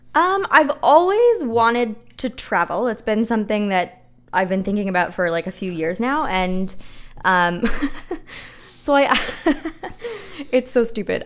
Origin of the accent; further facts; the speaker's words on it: Kitchener, Ontario, Canada; my hometown, Kitchener-Waterloo.